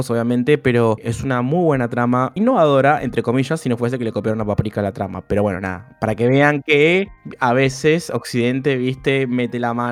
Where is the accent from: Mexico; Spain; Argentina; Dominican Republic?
Spain; Granada, Andalusia; para la que no me siga, soy granadina japonesa